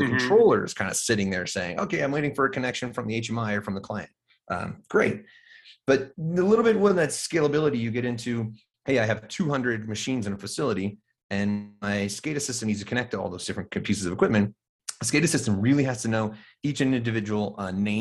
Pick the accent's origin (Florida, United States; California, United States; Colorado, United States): Colorado, United States; So living in Colorado, growing up in Colorado, actually fourth generation Colorado kid